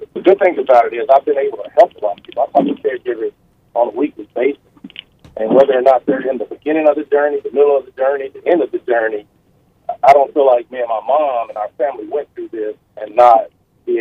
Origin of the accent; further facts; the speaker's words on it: Duncan, Oklahoma, United States; me growing up in Duncan, Oklahoma